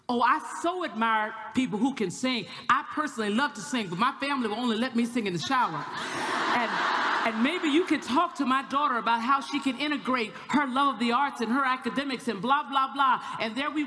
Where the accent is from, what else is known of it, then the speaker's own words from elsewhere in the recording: the South, United States; I'm from the South